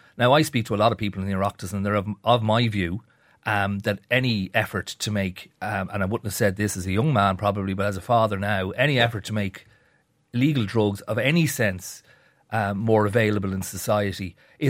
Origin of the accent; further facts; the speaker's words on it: Dublin, Leinster, Ireland; Now, you and I are both from Dublin. I'm from the North County Dublin. It was known as far back as when I was a kid in the 80s